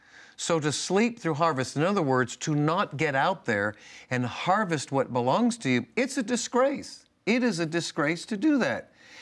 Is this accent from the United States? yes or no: yes; Northeast, United States; See, I grew up in the Northeast.